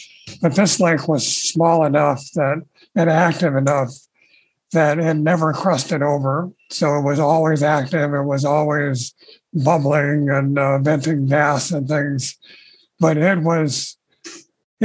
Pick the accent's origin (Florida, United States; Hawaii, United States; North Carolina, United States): Hawaii, United States; Oahu; I was born and raised in Hawaii